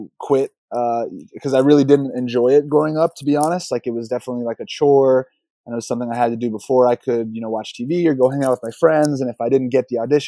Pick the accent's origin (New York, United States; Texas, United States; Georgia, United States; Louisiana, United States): Georgia, United States; Atlanta; that's where I got my love for hip hop and trap, is just growing up in Atlanta